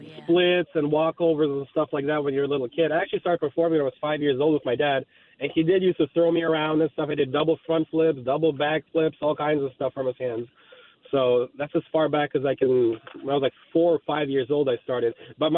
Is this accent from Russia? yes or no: yes; Moscow, Russia; I'm actually from Moscow, Russia. My mom and dad, they were in the circus.